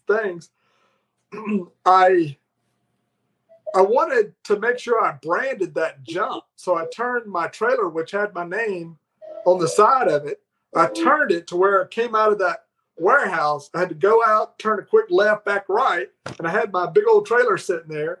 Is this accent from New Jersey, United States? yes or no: no; Foley, Alabama, United States; moved away; what used to be my hometown in Foley, Alabama